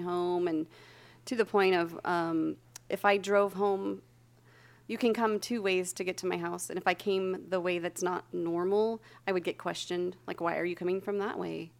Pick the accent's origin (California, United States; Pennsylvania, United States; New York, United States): California, United States; Santa Barbara; I grew up in Santa Barbara